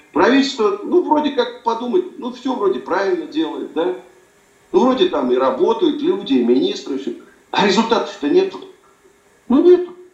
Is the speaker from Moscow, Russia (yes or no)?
yes; Moscow, Russia; я родился э, в Москве